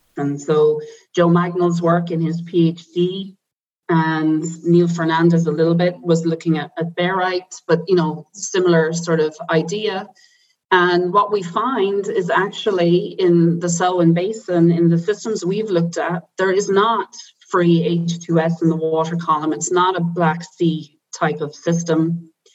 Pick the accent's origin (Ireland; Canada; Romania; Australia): Ireland; Silvermines, Irish Midlands; moved away as an adult; also born or lived in Dublin; now in Potsdam, Germany; I'm I'm Irish and I grew up in a small town in the Irish Midlands where it was a mining town